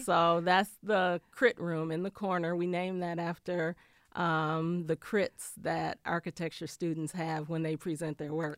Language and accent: English; Flint, Michigan, United States; also born or lived in Ann Arbor, Michigan; now in Detroit, United States; I'm from Flint originally